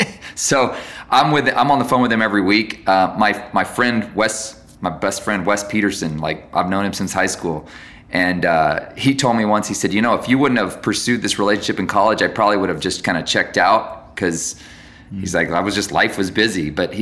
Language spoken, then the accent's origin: English; Guatemala; I grew up in Guatemala and I met all these people in Guatemala